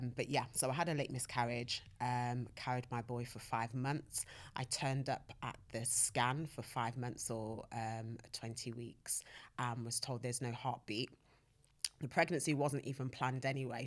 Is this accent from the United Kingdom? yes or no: yes; Nottingham, East Midlands, United Kingdom; now in London, United Kingdom; I'm from Nottingham